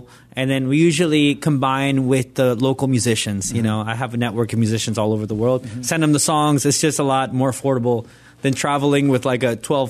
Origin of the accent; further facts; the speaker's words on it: Nicaragua; Like where I grew up in Nicaragua, everything was a sin.